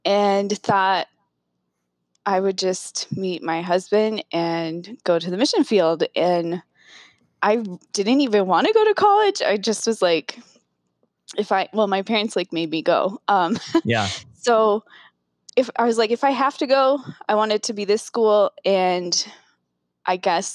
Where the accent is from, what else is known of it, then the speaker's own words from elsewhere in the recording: Northern Colorado, United States; also born or lived in Philippines; I grew up in Northern Colorado in a rural community